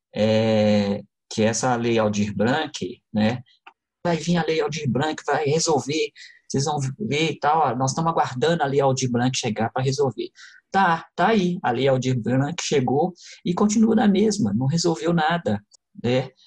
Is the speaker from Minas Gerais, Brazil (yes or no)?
yes; Contagem, Minas Gerais, Brazil; eu sou natural de Contagem